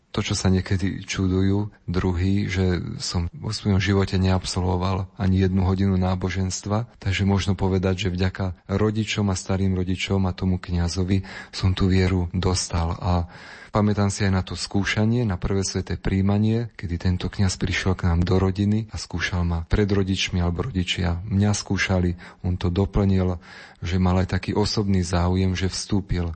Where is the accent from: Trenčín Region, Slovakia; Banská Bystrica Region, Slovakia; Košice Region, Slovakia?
Trenčín Region, Slovakia; Myjava; vo farnosti, kde som vyrastal. Pochádzam z farnosti Mijava